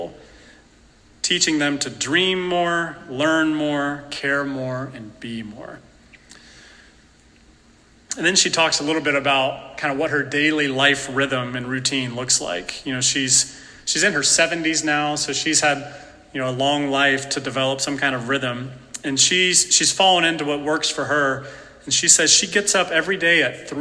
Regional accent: Appalachia, North Carolina, United States; I'm from North Carolina, Appalachian person

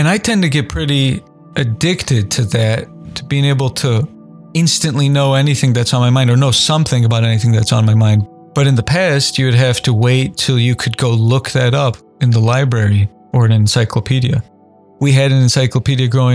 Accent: Indiana, United States; Basketball was my main sport as a kid, growing up in Indiana especially

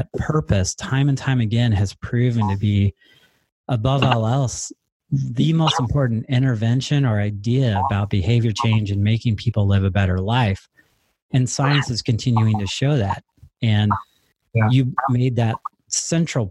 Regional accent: Stevens Point, Wisconsin, United States; right here in my hometown

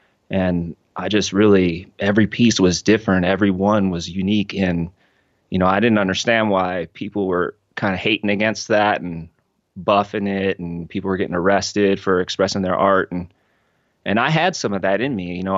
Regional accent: Cincinnati, Ohio, United States; I grew up in Cincinnati. It was a smaller town when my parents moved there. By the time they had me, I'm the youngest of five. The city had grown around them.

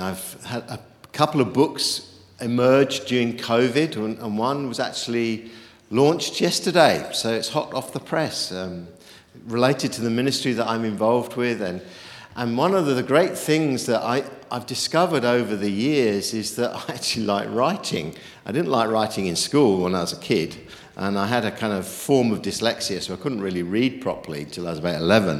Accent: United Kingdom; also born or lived in New Zealand; I'm a Brit who's escaped the frozen north

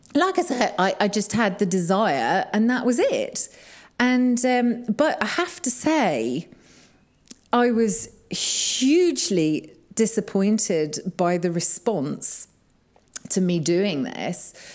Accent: Kegworth, East Midlands, United Kingdom; moved away as an adult; now in Sheffield, United Kingdom; I was brought up in Kegworth, which is right in the Midlands.

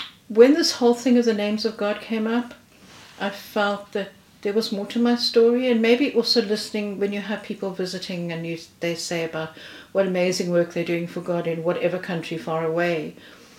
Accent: South Africa; moved away as an adult; now in United Kingdom; I'm originally from South Africa. I've been in this country now for 5 years.

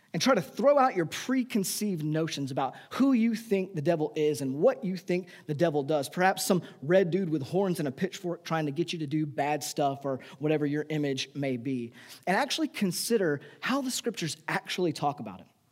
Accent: United States; we, as the American people, our nation

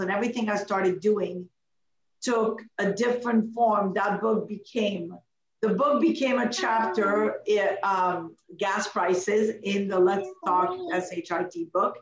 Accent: Canada; also born or lived in Morocco; I'm not American. I'm a Canadian, but I was born in Morocco

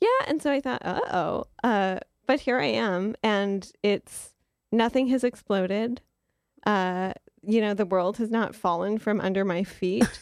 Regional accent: Detroit, Michigan, United States; I grew up in Detroit, Michigan, and we went to the Detroit Institute of Arts all the time

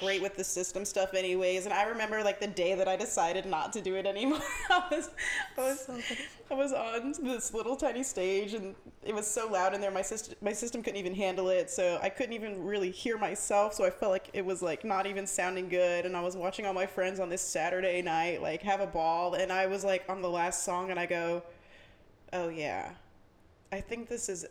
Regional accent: Jacksonville, Florida, United States; I'm from Jacksonville, uh, born and raised

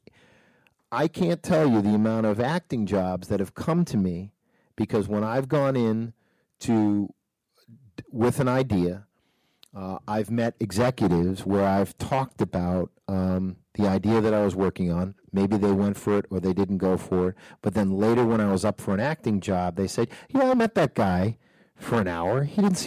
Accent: Nashua, New Hampshire, United States; me growing up in Nashua, New Hampshire

